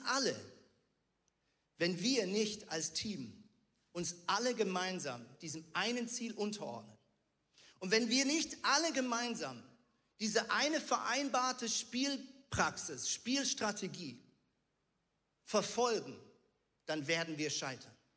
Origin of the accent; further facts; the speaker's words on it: Switzerland; ich bin Schweizer und Muoti auf Schweizerdeutsch heißt Mama